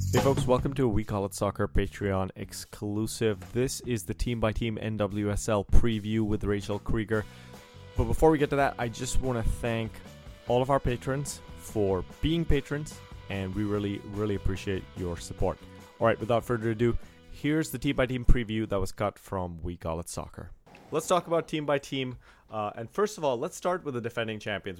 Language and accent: English; India; I'm from India